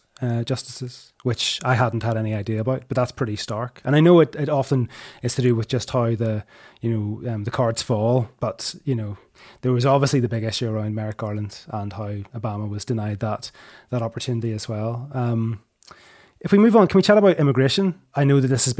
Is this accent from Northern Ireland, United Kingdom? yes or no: yes; Northern Ireland, United Kingdom; I come from Northern Ireland